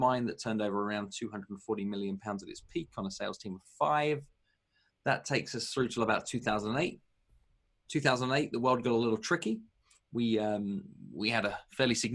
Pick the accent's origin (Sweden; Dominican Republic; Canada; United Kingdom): United Kingdom; moved away as an adult; also born or lived in New York metro area, United States / Los Angeles, United States; now in United States; I'm British